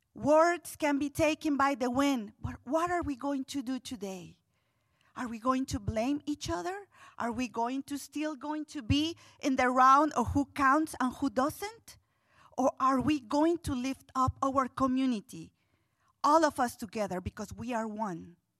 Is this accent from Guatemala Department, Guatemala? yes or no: yes; Guatemala City, Guatemala Department, Guatemala; moved away as an adult; now in Louisville, United States; growing up in Guatemala City, in what we would consider here a ghetto.